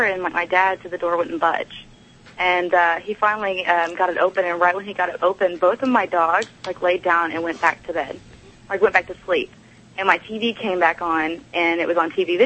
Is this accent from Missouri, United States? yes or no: no; Texas, United States; I'm from Texas